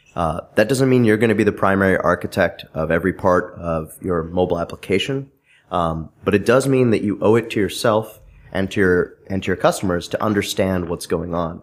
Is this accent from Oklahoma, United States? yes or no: no; Bay Area, California, United States; now in Connecticut, United States; I grew up in California in the Bay Area.